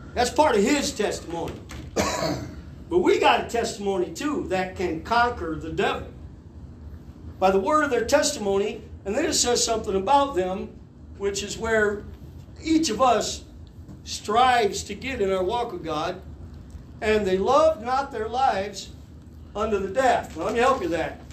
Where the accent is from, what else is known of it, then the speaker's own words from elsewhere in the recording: Harlan County, Kentucky, United States; moved away; We're from Harlan County, Kentucky.